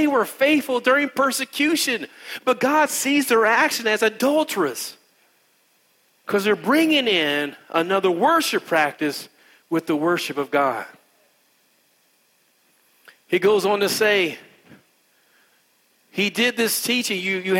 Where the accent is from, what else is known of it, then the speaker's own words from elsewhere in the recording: India; I don't even do yoga, and I'm Indian.